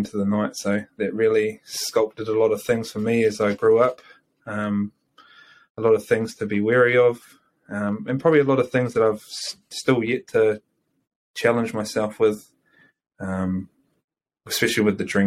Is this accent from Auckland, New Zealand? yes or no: no; Waitara, Taranaki, New Zealand; also born or lived in New Plymouth; I come from the great, great Waitara. Born and raised here.